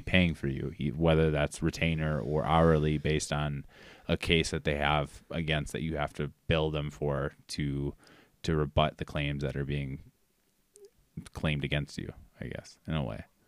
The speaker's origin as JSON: {"language": "English", "town": "Austin", "region": "Minnesota", "country": "United States", "said": "I'm from Austin, Minnesota, which is Spamtown, USA"}